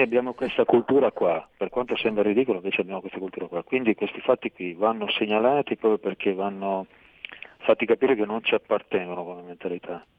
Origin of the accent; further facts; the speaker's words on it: Monferrato, Piedmont, Italy; moved away as an adult; now in Turin, Italy; vengo da Murigengo, un paese del Monferrato